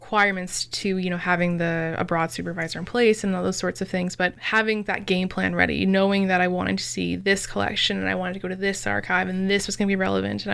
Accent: Windsor, Ontario, Canada; also born or lived in Kingston; we're both from Windsor

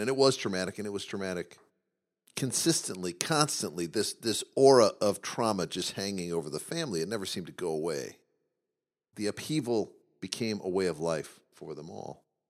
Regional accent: Midwest, United States; we grew up in the Midwest

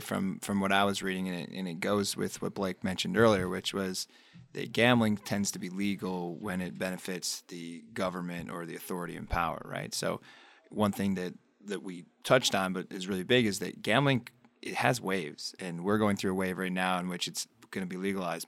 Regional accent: upstate New York, United States; I grew up in a town in upstate New York that was pretty much in the middle of the state

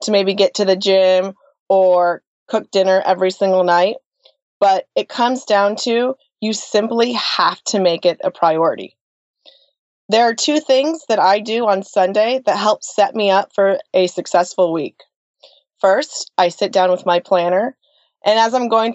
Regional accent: Colorado, United States; moved away as an adult; also born or lived in Santa Monica, California; now in Nashville, United States; both my husband and I were born and raised in Colorado

